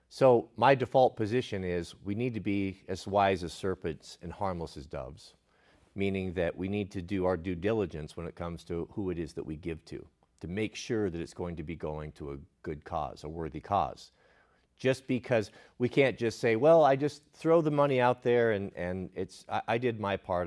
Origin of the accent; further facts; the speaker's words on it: Portland, Oregon, United States; Growing up in Portland